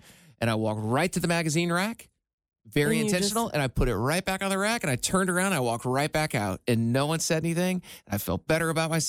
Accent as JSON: {"language": "English", "region": "Iowa", "country": "United States", "tie": "born or raised there", "moved": "yes", "lives_now": "Cincinnati, United States", "said": "I definitely stole a pack of gum when I was like a seven-year-old in Iowa."}